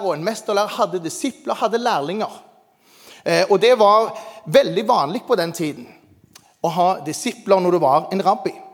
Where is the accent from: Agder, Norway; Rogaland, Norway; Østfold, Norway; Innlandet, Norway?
Rogaland, Norway; Jæren; der jeg kommer fra